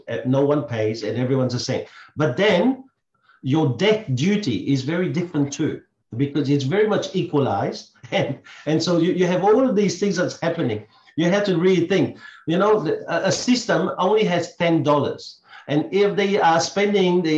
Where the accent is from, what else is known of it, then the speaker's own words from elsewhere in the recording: Belgium; now in Australia; I come from the Belgian system